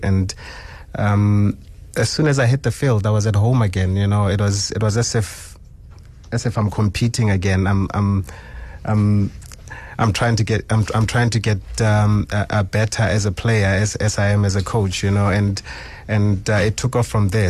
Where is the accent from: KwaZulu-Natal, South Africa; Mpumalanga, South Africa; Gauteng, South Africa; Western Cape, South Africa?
Gauteng, South Africa; Sebokeng; So I'm from Sebokeng. Um, grew up, uh, in Zone twelve and then later moved to Zone ten